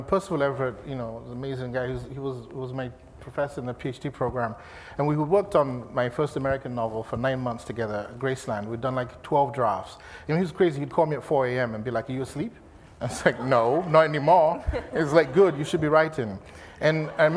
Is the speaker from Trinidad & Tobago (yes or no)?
no; Nigeria; moved away as an adult; also born or lived in London, United Kingdom; now in Los Angeles, United States; I moved from Nigeria to London in 92